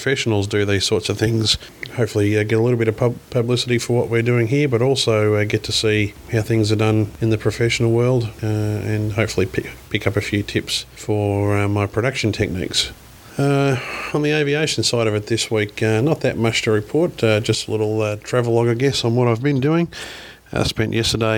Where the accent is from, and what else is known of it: Australia; accent: Australian